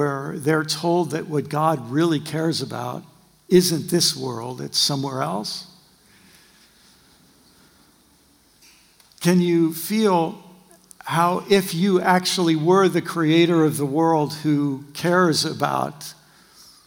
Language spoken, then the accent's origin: English; United States; by my accent, you'll know I'm from the far western colonies that went through a Brexit about in the 18th century